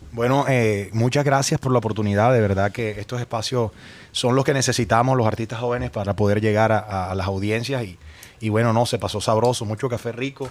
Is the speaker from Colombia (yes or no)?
yes; La Paz, Cesar, Colombia; yo desde peladito iba a mi casa y crecí con ellos en La Paz